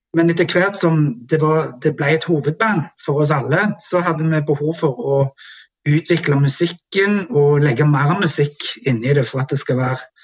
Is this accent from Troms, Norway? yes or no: no; Jæren, Rogaland, Norway; Jæren, som jo er der vi kommer fra og er veldig stolte av.